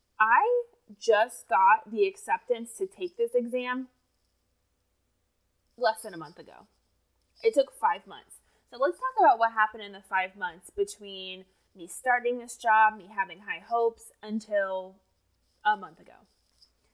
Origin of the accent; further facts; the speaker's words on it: Indiana, United States; moved away as an adult; also born or lived in Tennessee; grew up in Indiana